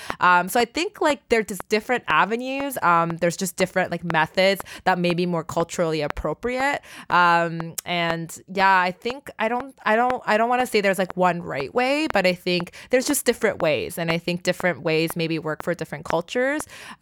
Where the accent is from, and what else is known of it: Canada